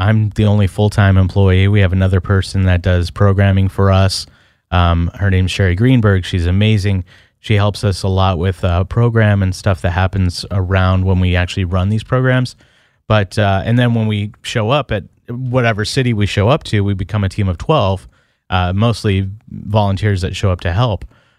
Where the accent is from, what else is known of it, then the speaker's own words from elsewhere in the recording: California, United States; I grew up in the Bay Area.